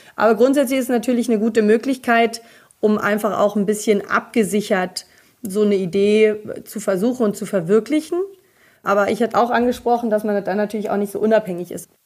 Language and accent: German; East Germany, Germany; ich bin ja in Ostdeutschland geboren